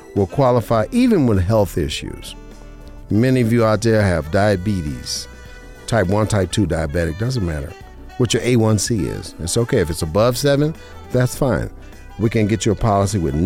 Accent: Las Vegas, Nevada, United States; now in Henderson, United States; I was born and raised in Vegas

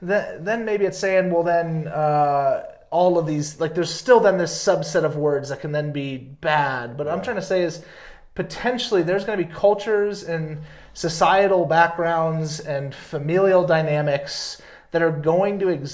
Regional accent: the South, United States; You know, I grew up in the South, you know, and there's a certain like, and especially like different parts of the Deep South

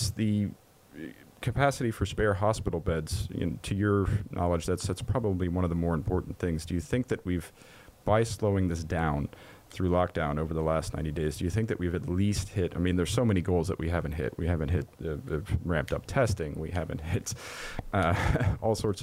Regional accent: Germany; moved away; my home country of Germany

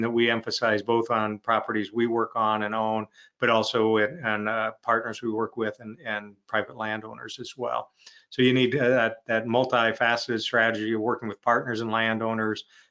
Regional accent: Iowa and Nebraska, United States; now in Nebraska, United States; I grew up in Iowa and in parts of Nebraska

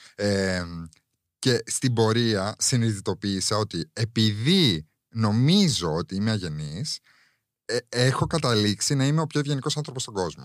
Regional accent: Cyprus; now in Greece; εγώ μεγάλωσα, δεν μεγάλωσα εδώ, δεν μεγάλωσα στην Ελλάδα. Οπότε και εγώ μερικέ φορέ αυτά τα, τα cultural references ε, δεν τα καταλαβαίνω. Γιατί στην Κύπρο η αλήθεια είναι ότι δεν φοβόμασταν.

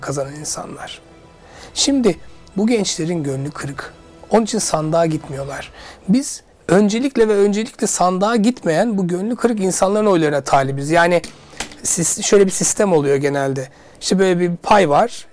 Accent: Suşehri, Sivas Province, Turkey; now in Istanbul, Turkey; Ben de Sivas Suşehirliyim

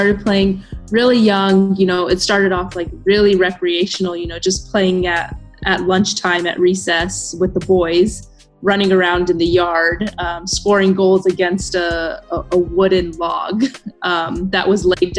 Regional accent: Denver, Colorado, United States; moved away; I was born and raised in Denver, Colorado, which is one of many states in the U.S.

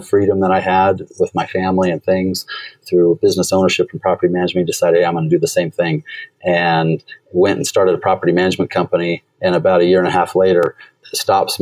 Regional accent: Portland, United States; I'm originally from Portland

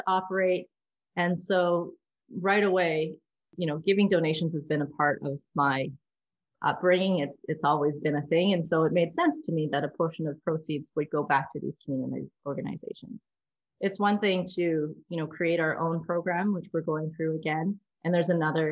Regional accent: Delta, British Columbia, Canada; also born or lived in Vancouver; I grew up in North Delta. It's a suburb of Vancouver

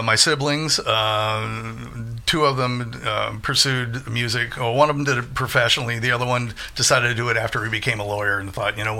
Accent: St. Louis, Missouri, United States; I'm originally from St. Louis. St. Louis. Yeah, so I grew up there.

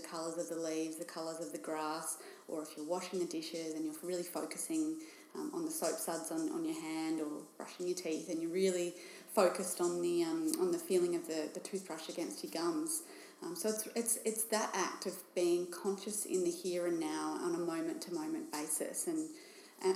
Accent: Bendigo, Victoria, Australia; moved away as an adult; now in Geelong, Australia; I grew up in Bendigo, which is in regional Victoria

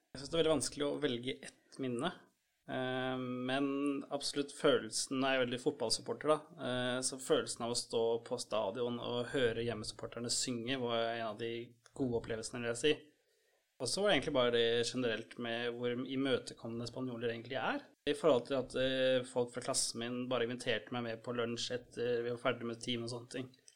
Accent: Norway

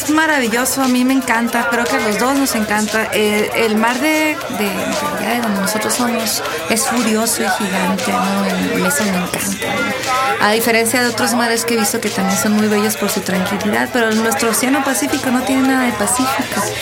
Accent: northern Mexico, Mexico; now in Mexico City, Mexico; Todavía venimos muy norteños. Llegamos en septiembre aquí al DF a presentar nuestro primer

